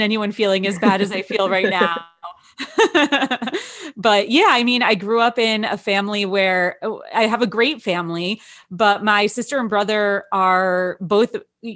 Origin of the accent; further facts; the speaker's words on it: Wayne, New Jersey, United States; When I grew up in Wayne